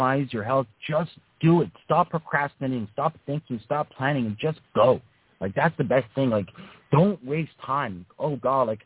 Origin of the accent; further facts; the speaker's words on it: Toronto, Ontario, Canada; I'm from Toronto